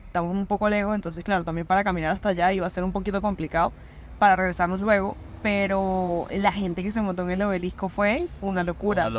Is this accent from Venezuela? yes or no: yes; Venezuela; now in Buenos Aires, Argentina; nosotros obviamente como venezolanos, uno aquí está extranjero